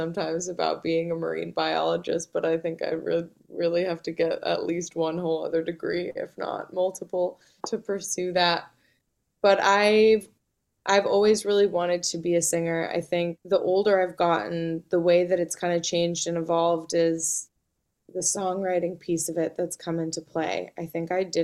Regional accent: Malibu, California, United States; also born or lived in Santa Monica; I was born in St. John's Hospital in Santa Monica. And I grew up in Malibu, so just about an hour from where I live now.

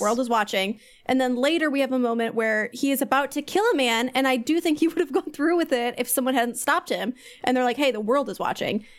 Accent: Kansas City, United States; I'd say Kansas City

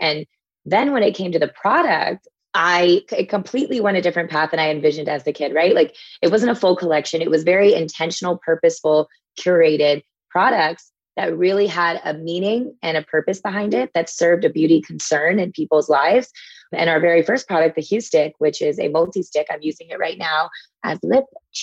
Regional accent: Texas, United States; as a kid growing up in Texas

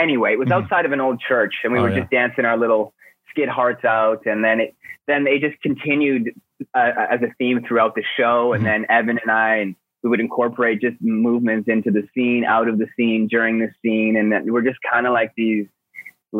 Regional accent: Coquitlam, British Columbia, Canada; also born or lived in Vancouver; I was born and raised in Coquitlam, which is a suburb of Vancouver

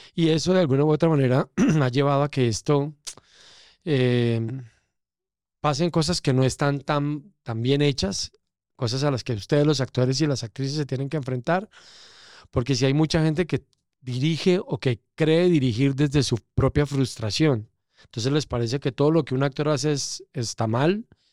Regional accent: Eje Cafetero, Colombia; born or raised there; also born or lived in Bogotá, Colombia

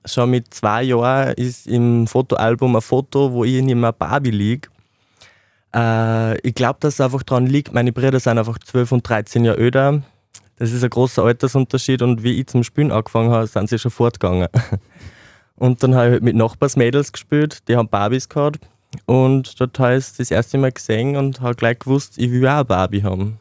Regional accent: Mollmannsreit, Upper Austria, Austria; moved away as an adult; now in Linz, Austria; Ich komme ursprünglich aus Mollmannsreit, das ist ein kleines Dorf im Bezirk Rohrbach im Mühlviertel

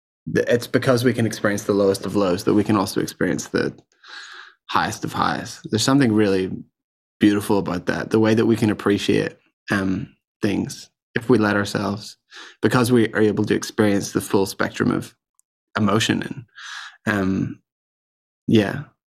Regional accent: Ireland; Okay, so I grew up in Ireland around a very musical family. We were in the Salvation Army.

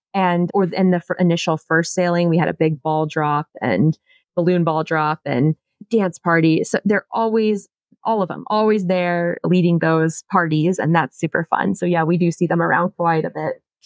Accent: Charleston, South Carolina, United States; I'm originally from Charleston, South Carolina

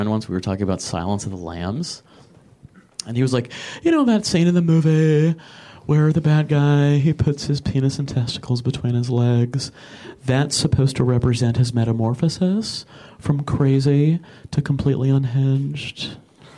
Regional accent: Michigan, United States; moved away as an adult; I'm from Michigan originally

